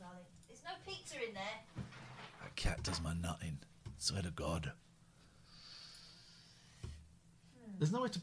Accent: Slough, South East England, United Kingdom; moved away; I grew up in Slough, so I know this place very, very well

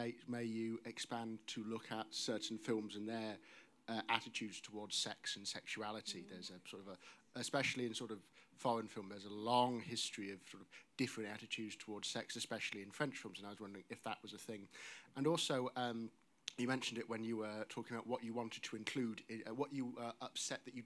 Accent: Northampton, East Midlands, United Kingdom; I'm from Northampton

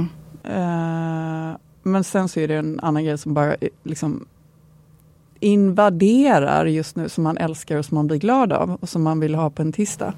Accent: Gothenburg, Västra Götaland, Sweden; är jag ju en god tjej, så jag kommer från Göteborg.

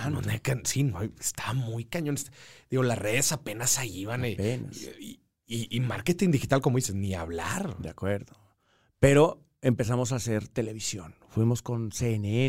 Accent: Mexico; moved away as an adult; also born or lived in Colombia; soy mexicano

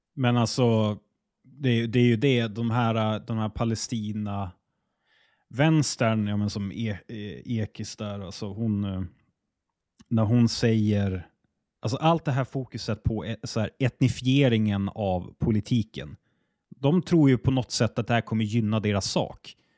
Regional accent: Sweden; jag är svensk och jag bor i Sverige

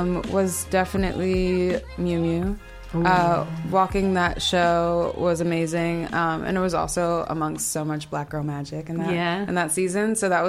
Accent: Nigeria; Yeah, super, super important, especially being Nigerian.

